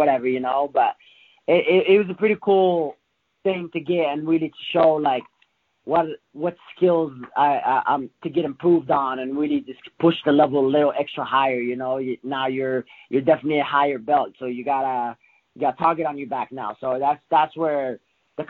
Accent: Morocco; moved away; I come from Africa, from Morocco

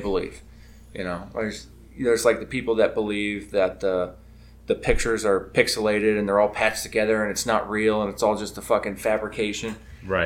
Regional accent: North Kitsap, Washington, United States; growing up in the North End up here.

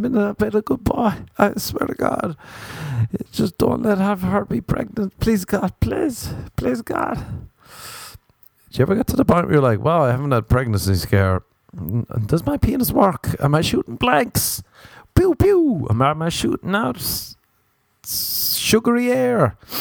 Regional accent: Ireland; as an Irishman

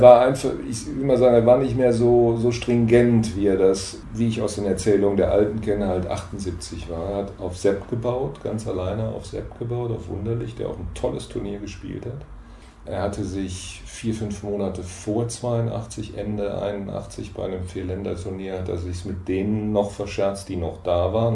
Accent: Mannheim, Baden-Württemberg, Germany; moved away; also born or lived in Lünen, Westphalia / Aachen; Ich bin geboren in Lünen in Westfalen und im Wesentlichen in Mannheim aufgewachsen, 13 Jahre lang

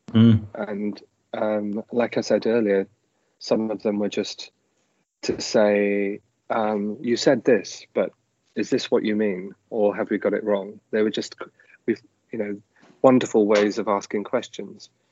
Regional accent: Leeds, Yorkshire and the Humber, United Kingdom; I grew up in Leeds

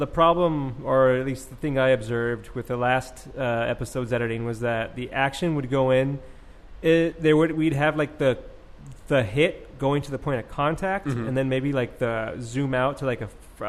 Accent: California, United States; As a Californian

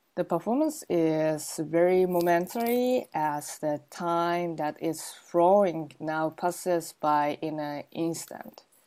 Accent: Gunma, Japan; I was born in Gunma, Japan

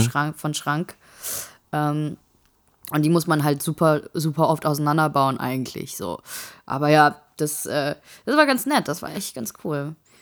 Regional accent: Saarland, Germany; now in Darmstadt, Germany; ich bin gerne Saarländer

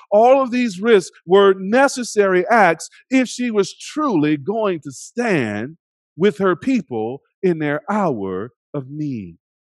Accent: United States; We are simultaneously American and other

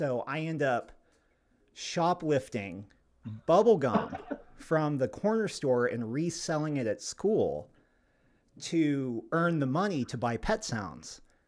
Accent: Arkansas, United States; when I was growing up in Arkansas as a little boy, there was a corner store down the road from us, and we were a very poor family.

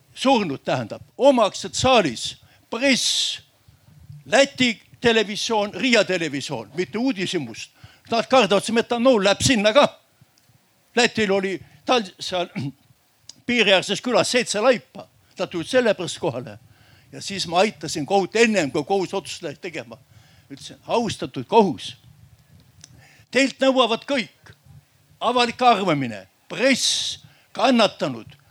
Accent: Järva County, Estonia; ma olen järvamaalane

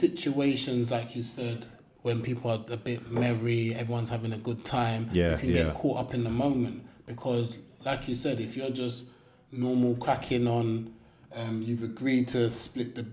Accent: London, United Kingdom; I'm a Londoner

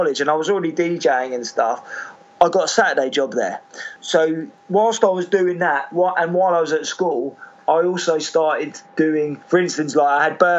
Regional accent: South Coast, South East England, United Kingdom; I'm from the South Coast

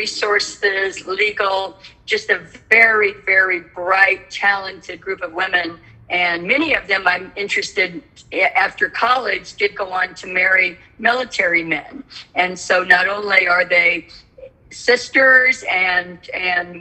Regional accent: California, United States; As a young child growing up in California

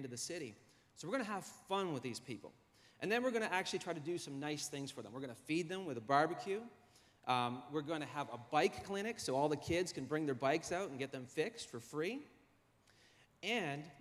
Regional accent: Halifax, Nova Scotia, Canada; I was born in Halifax at the Grace Maternity Hospital

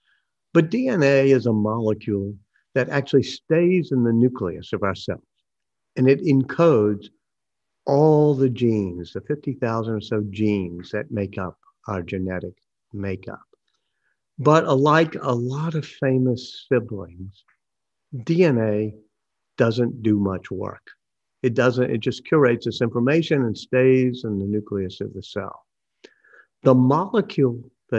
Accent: New Orleans, Louisiana, United States; I grew up here in New Orleans

